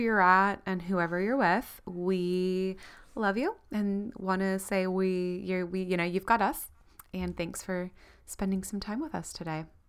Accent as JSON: {"language": "English", "region": "Florida", "country": "United States", "tie": "born or raised there", "moved": "as an adult", "lives_now": "New Zealand", "said": "growing up in Florida, where it was obviously not snowing"}